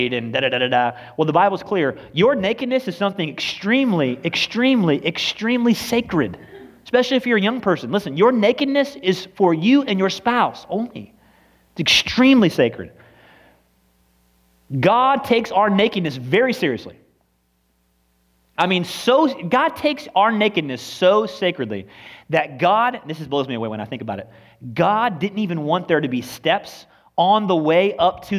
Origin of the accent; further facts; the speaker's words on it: United States; We are so American and nationalistic even more than we are Christian